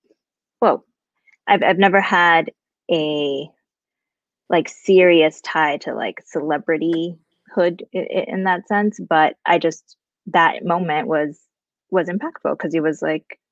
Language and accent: English; San Antonio, Texas, United States; moved away as an adult; also born or lived in Chicago, Illinois / Miami, Florida; now in Las Vegas, United States; I was born in Chicago and we moved to Texas when I was 8 years old